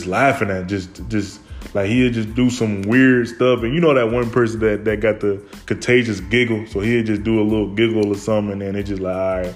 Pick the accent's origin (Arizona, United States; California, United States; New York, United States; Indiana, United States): Indiana, United States; Fort Wayne; I grew up in Fort Wayne, Indiana, born in 98